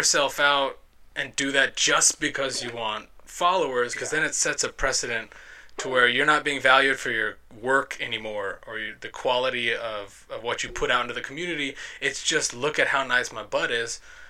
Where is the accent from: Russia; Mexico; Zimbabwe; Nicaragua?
Nicaragua; Managua; born there; I was born in Managua, Nicaragua.